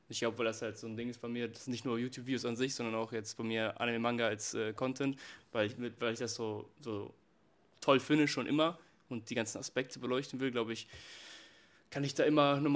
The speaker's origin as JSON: {"language": "German", "country": "Germany", "tie": "born or raised there", "said": "Also ich bin selber in Deutschland ähm, aufgewachsen."}